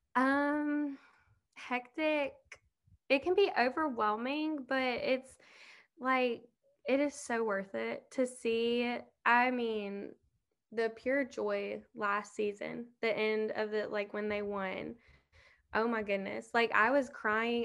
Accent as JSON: {"language": "English", "town": "Southaven", "region": "Mississippi", "country": "United States", "tie": "born or raised there", "also_born_or_lived": "Hernando, Mississippi", "said": "I'm from South Haven, but I mean, it's like the same thing basically. We went to the same high school"}